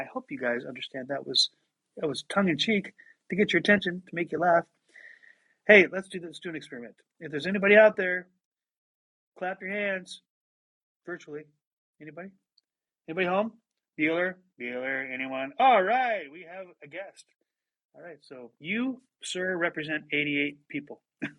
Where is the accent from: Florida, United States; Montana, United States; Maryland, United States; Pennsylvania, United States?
Montana, United States; I grew up in Montana, middle of three children.